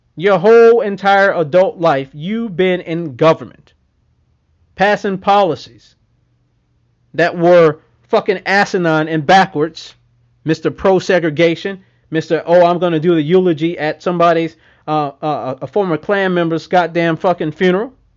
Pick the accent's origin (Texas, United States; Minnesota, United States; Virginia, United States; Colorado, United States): Texas, United States; I'm from Texas